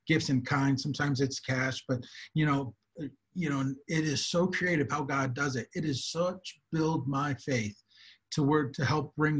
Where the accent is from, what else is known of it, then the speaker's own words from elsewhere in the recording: United States; moved away as an adult; now in South Africa; I am an American here in Africa, but I've been here for working in Africa for over 20, 25 years, short-term and long-term, here in South Africa for over 16 years